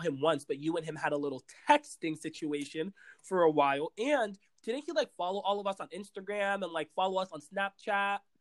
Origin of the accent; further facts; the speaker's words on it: Washington, District of Columbia, United States; moved away as an adult; now in New York City, United States; I'm from Washington, D.C.